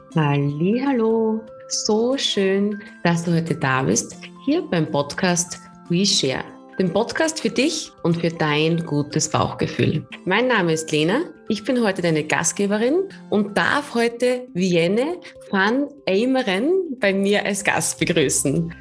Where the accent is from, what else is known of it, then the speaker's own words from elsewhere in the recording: Austria; bei uns in Österreich